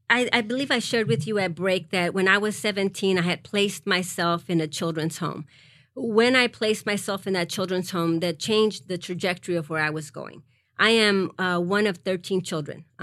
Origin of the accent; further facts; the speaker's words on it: Harlingen, Texas, United States; also born or lived in Mexico; I grew up in the Rio Grande Valley